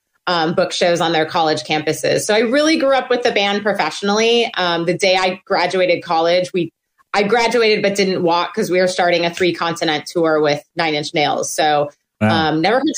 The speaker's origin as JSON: {"language": "English", "town": "Milwaukee", "region": "Wisconsin", "country": "United States", "tie": "born or raised there", "moved": "yes", "said": "I'm originally from Wisconsin"}